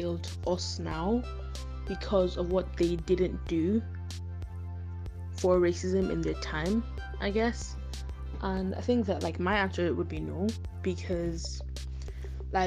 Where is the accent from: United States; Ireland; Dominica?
Ireland; I was born in Ireland, right? I've lived here for 18 years.